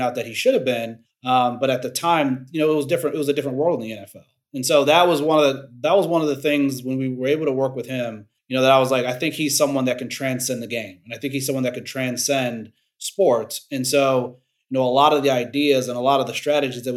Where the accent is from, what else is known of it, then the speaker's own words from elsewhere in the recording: Cleveland, Ohio, United States; I'm from Cleveland, Ohio